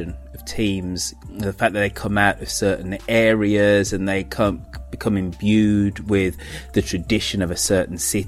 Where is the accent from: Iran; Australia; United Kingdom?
United Kingdom; as a Brit